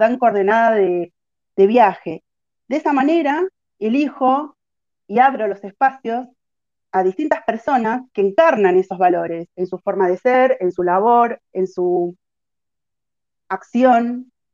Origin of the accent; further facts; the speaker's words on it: Argentina; nuestro país una cultura contra el desarrollo